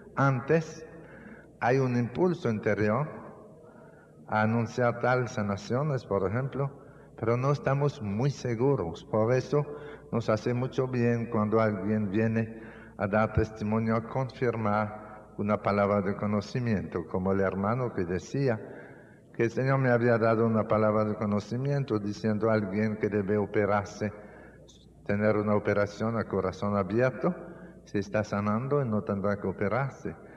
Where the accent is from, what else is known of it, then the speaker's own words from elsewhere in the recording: Canada; moved away; also born or lived in Dominican Republic; en mi país, en Canadá, así es como nosotros llamamos los puercos